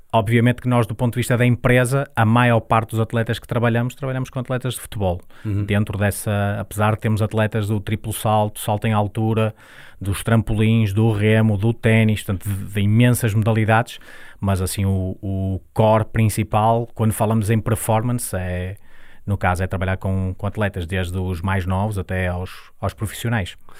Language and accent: Portuguese; Santo Tirso, Norte, Portugal; nós nascemos em Santo Tirso, eu e a empresa